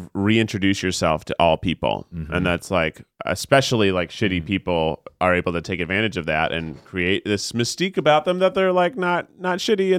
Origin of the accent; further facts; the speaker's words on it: the South, United States; We grew up in the South.